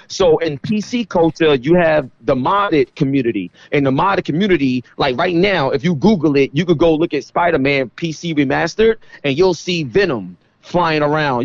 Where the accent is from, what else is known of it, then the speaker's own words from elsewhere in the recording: New York City, New York, United States; I come from East New York, Brooklyn